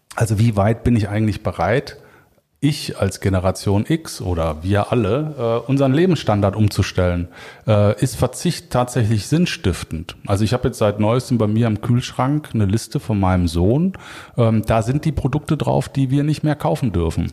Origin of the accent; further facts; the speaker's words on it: Cologne, North Rhine-Westphalia, Germany; als Kölner äh, ist natürlich das Kölsche Grundgesetz für mich maßgeblich